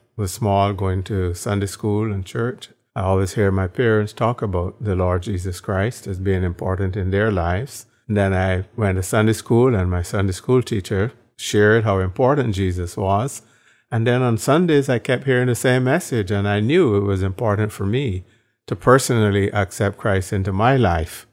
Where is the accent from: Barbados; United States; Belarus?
Barbados; moved away; born in Barbados